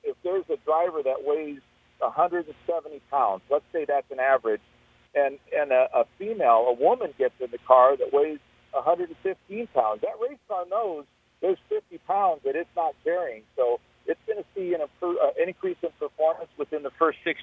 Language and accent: English; Southern California, United States; now in Indianapolis, United States; I'm born and raised in SoCal